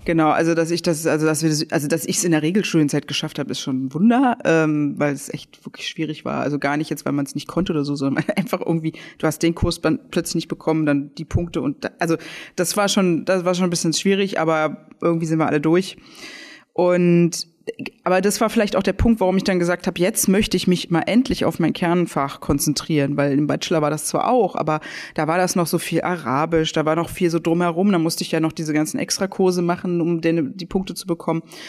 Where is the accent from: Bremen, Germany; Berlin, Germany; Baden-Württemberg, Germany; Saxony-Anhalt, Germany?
Berlin, Germany; born or raised there; also born or lived in Leipzig